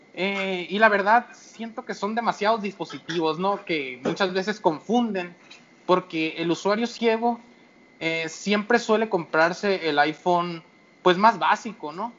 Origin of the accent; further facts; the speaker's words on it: Hermosillo, Sonora, Mexico; soy de Hermosillo